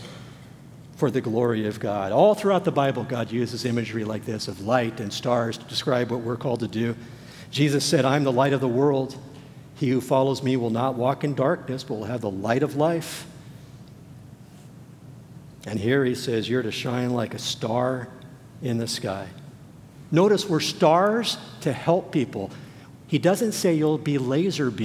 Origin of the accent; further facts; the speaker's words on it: Los Angeles, California, United States; I grew up in the Los Angeles area.